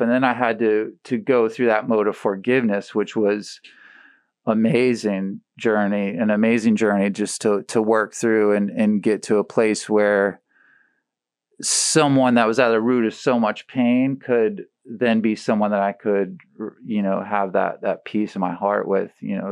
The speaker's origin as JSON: {"language": "English", "town": "St. Petersburg", "region": "Florida", "country": "United States", "tie": "born or raised there", "said": "in middle school at Riviera"}